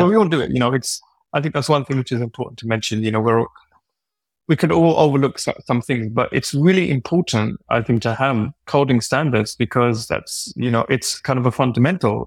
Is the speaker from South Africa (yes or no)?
no; United Kingdom; as a Brit